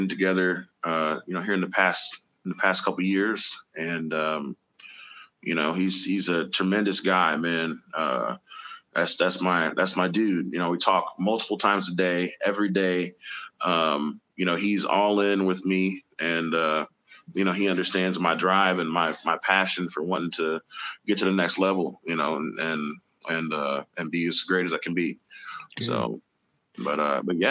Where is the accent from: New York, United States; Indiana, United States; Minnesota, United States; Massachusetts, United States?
Indiana, United States; Indianapolis; I'm from Indianapolis, man. So I got started playing the Slippery Noodle